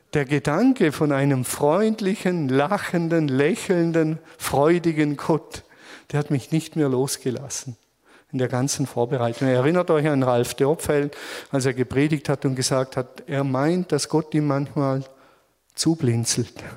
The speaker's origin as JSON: {"language": "German", "country": "Germany", "said": "als Deutsche"}